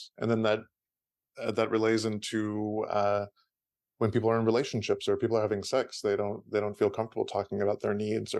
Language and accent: English; San Francisco, California, United States; I was born and raised in San Francisco Bay Area. And both of my parents immigrated from out of the country. My dad immigrated from Iran and my mom immigrated from Austria.